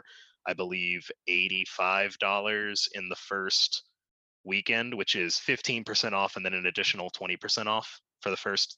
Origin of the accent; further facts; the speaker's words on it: Little Rock, Arkansas, United States; now in Nashville, United States; my hometown of Little Rock